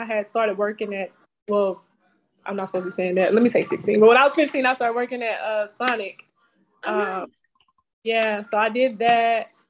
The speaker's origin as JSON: {"language": "English", "town": "Texarkana", "region": "Texas", "country": "United States", "said": "I'm originally from Texarkana, Texas. It's the country. Like, it's probably like 2.5 hours out of Dallas."}